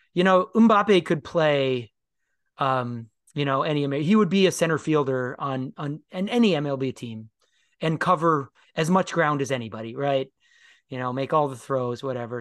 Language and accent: English; Minnesota, United States; moved away; also born or lived in Pennsylvania; a Minnesotan expatriate